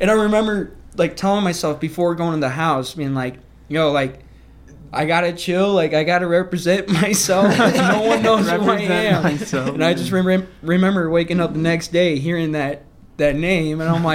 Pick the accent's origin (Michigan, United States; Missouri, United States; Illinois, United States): Missouri, United States; St. Louis; I'm from St. Louis, Missouri